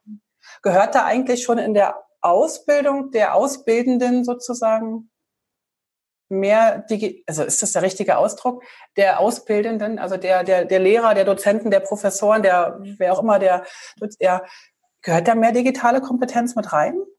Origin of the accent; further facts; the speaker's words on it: Berlin, Germany; wir sind beide aus Berlin.